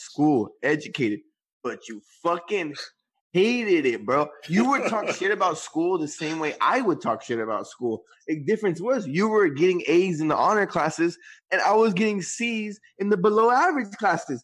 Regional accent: Guadalupe, United States; I was from Guadalupe and I hung out with a lot of people from Guadalupe

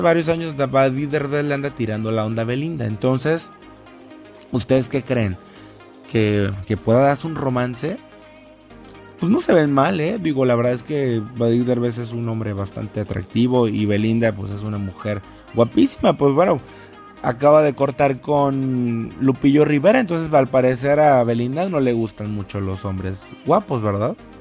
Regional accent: Ciudad Valles, San Luis Potosí, Mexico; now in Monterrey, Mexico; yo no soy de aquí de, Monterrey, yo soy de San Luis Potosí, de Ciudad Valles específicamente

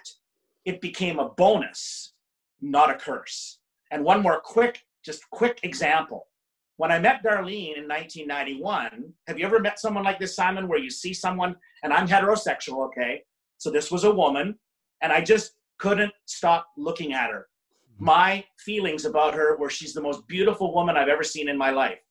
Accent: Canada; I spent my summers growing up in Canada.

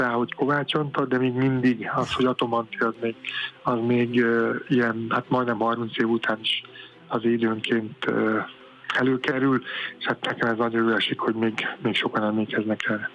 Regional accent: Paks, Tolna, Hungary; mi egy őspaksi család vagyunk nagyon régóta, és amikor az atomerőmű épült, akkor én az atomerőmű sportegyesületbe kezdtem el sportolni, és már egészen fiatalon már mondták, ú, itt a biztos sugárszó, mert hogy én paksi vagyok

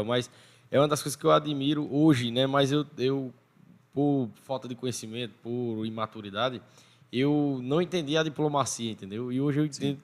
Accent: Sumé, Paraíba, Brazil; also born or lived in São Paulo; eu nasci em São Paulo, né? Só que eu cheguei em Sumé com 3 anos de idade, 2 para 3 anos de idade

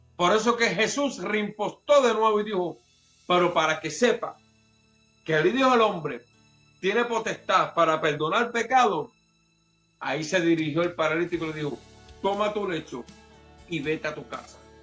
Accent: Puerto Rico; como buen puertorriqueño

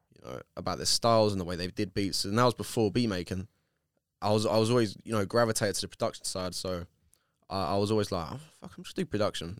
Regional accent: Bexleyheath, London, United Kingdom; I come from Beck's Eve

